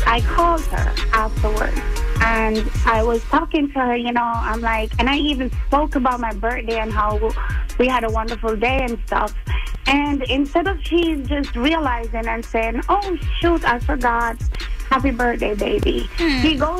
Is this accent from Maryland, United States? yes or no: yes; Baltimore, Maryland, United States; I'm from Park Heights, Baltimore.